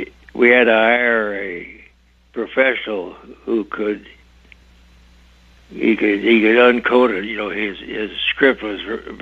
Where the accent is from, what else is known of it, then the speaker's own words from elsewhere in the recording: Salinas Valley, California, United States; I grew up in the Salinas Valley